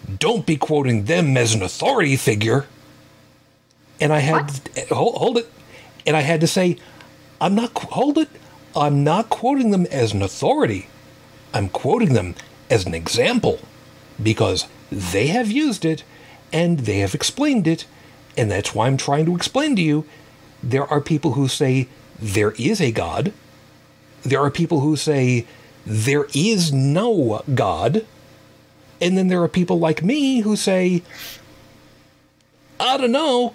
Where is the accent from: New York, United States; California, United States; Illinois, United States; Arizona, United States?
New York, United States; New York City; Italian immigrant family. Yes, Brooklyn